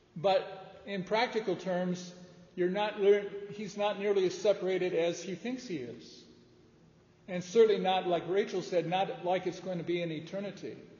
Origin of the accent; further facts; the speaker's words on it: outside of Detroit, Michigan, United States; I grew up outside of Detroit